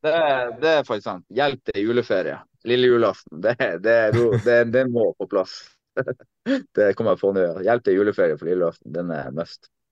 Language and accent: Norwegian; Tromsø, Troms, Norway; moved away as an adult; also born or lived in Netherlands / Germany; Jeg kom hjem, jeg kom hjem til Tromsø 27.